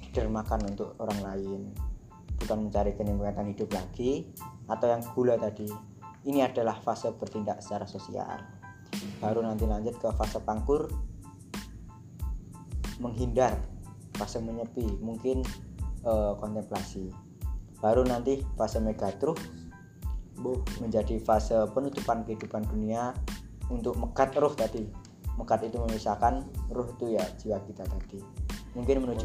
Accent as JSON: {"language": "Indonesian", "region": "Java", "country": "Indonesia", "tie": "born there", "said": "karena aku lahir di Jawa aku pakai literasi narasi-narasi dari sana"}